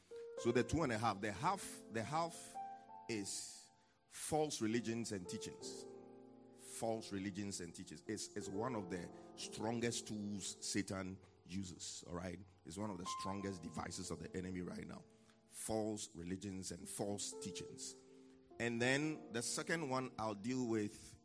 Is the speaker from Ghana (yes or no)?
yes; Accra, Greater Accra, Ghana; I'm from Jamestown